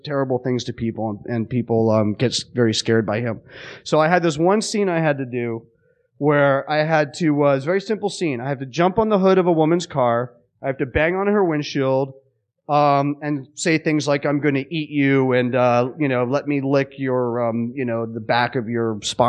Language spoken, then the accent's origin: English; England, United Kingdom; born there; He cast me because I was born in England and then had me play a Puerto Rican.